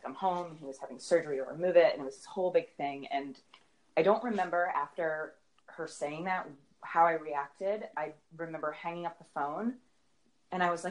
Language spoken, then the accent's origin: English; Cumberland, Rhode Island, United States; now in New York City, United States; I'm from Cumberland